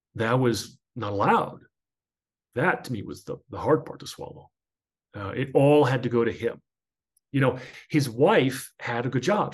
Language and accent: English; New Jersey, United States; I grew up in New Jersey in a melting pot